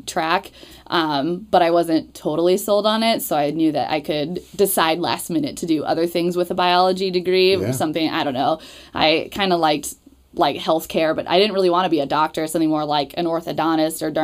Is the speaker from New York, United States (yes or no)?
no; Newton, Iowa, United States; moved away as an adult; also born or lived in Atlanta; I grew up in Newton, Iowa.